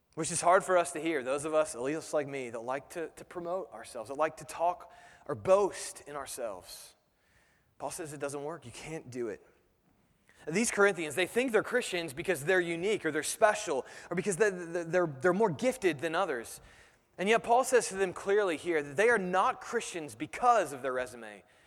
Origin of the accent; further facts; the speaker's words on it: United States; as Americans